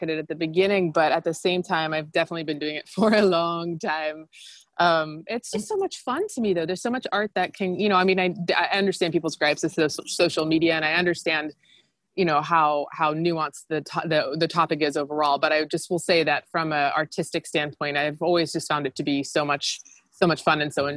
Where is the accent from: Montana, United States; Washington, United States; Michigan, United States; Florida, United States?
Florida, United States; Gainesville; moved away as an adult; also born or lived in New York; I'm from Florida and, you know, not a small town, but not a big town. I'm from Gainesville